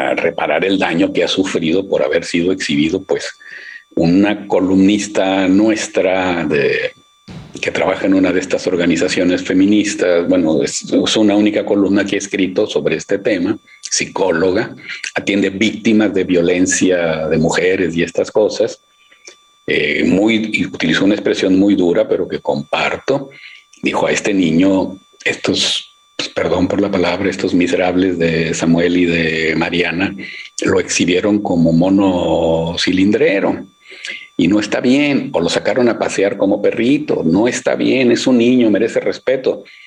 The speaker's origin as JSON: {"language": "Spanish", "town": "Monterrey", "region": "Nuevo León", "country": "Mexico", "said": "yo soy de Monterrey"}